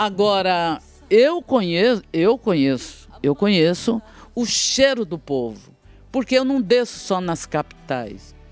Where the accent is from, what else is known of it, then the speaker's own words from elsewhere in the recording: Northeast Region, Brazil; eu sou nordestina, mulher de fibra